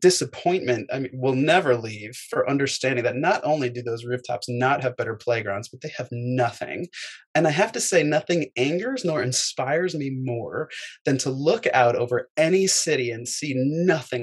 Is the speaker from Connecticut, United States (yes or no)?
yes; Fairfield, Connecticut, United States; also born or lived in Manhattan, New York; I was born in Manhattan, and I grew up in Fairfield, Connecticut